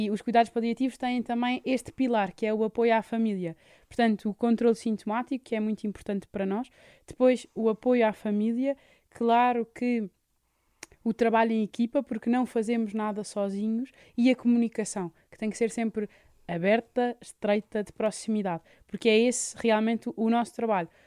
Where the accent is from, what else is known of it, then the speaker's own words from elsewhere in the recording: Lisbon, Portugal; born there; Nasci em Lisboa.